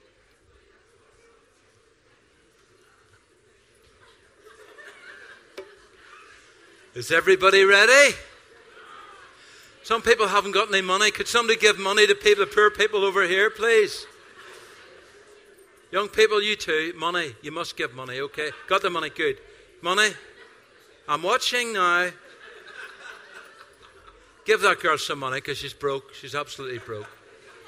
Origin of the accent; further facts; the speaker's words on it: Ireland; I'm Irish